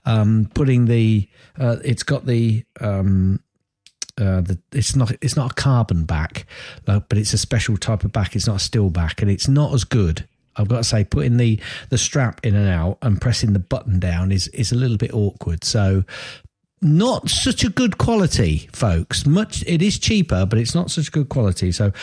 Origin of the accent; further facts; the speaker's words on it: Chester, North West England, United Kingdom; Anyway, we're from Chester, well, the border, obviously, which is up near Chester.